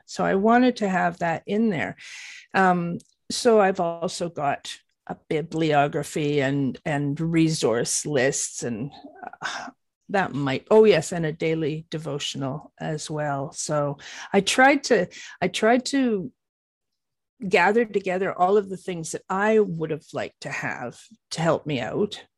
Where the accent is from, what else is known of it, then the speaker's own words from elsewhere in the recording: Canada; I live in Canada. I'm a Canadian